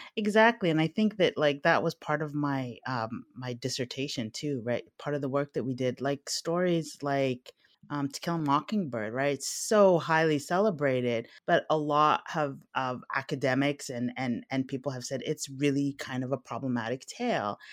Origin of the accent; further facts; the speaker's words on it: Alexandria, Alexandria Governorate, Egypt; I was born in Alexandria